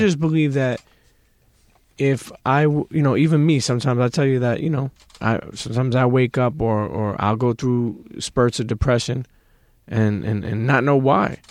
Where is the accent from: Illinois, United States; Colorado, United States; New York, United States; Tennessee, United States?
New York, United States; New York City; We grew up in Brooklyn